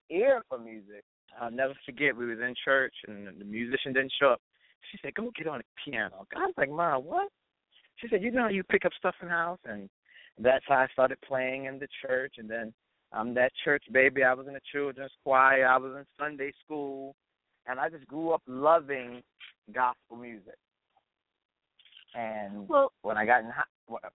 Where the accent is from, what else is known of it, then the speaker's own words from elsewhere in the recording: New York City, New York, United States; I am definitely from Brooklyn, New York, and I'm definitely a New Yorker